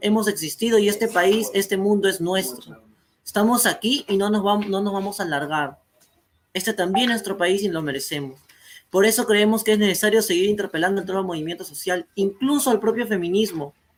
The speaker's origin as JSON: {"language": "Spanish", "country": "Peru", "said": "en mi país de Perú"}